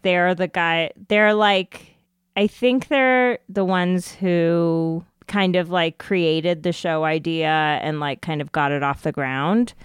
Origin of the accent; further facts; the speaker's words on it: United States; an Indian American